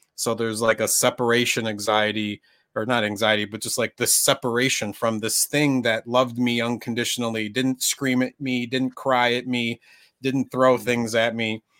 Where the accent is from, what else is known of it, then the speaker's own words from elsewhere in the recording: Minnesota, United States; I grew up in Minnesota, which was a very white area